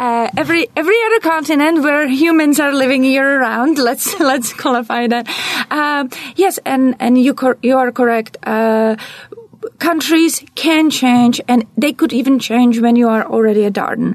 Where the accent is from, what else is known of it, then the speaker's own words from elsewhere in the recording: Czechia; English is a second language; moved away as an adult; now in United States; I'm originally from Czech Republic